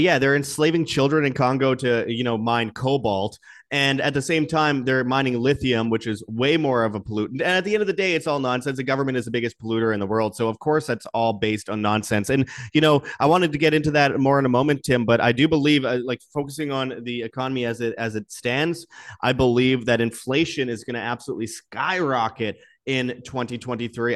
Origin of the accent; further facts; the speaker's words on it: Canada; my home country of Canada